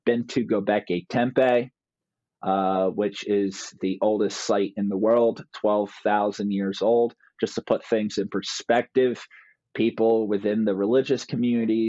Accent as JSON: {"language": "English", "region": "New Jersey", "country": "United States", "tie": "born or raised there", "also_born_or_lived": "Turkey", "said": "I grew up here in South New Jersey."}